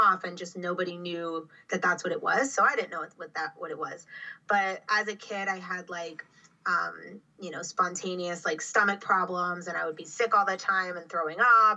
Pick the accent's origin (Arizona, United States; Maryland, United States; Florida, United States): Florida, United States; Miami; also born or lived in Orlando; I grew up in Miami. I've lived in Florida my whole life.